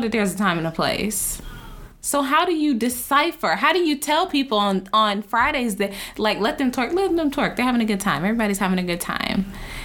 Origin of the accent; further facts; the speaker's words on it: Dallas, Texas, United States; I am from Dallas